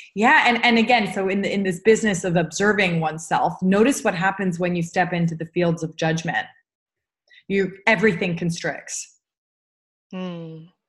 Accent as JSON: {"language": "English", "country": "United States", "said": "as an American with a Jewish background"}